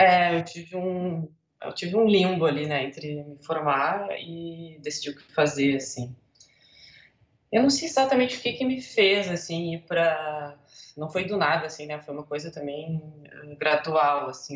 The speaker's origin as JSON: {"language": "Portuguese", "region": "Rio Grande do Sul", "country": "Brazil", "also_born_or_lived": "Buenos Aires, Argentina / Porto Alegre, Brazil", "said": "Sou gaúcha, moro em Porto Alegre"}